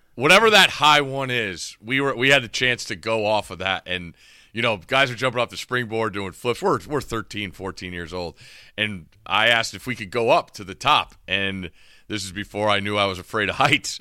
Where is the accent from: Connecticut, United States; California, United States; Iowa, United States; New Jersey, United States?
Connecticut, United States; Ansonia; now in Maryland, United States; growing up in Connecticut